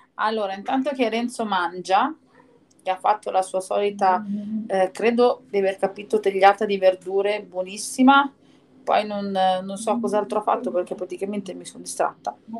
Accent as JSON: {"language": "Italian", "town": "Milan", "region": "Lombardy", "country": "Italy", "said": "io sono di Milano"}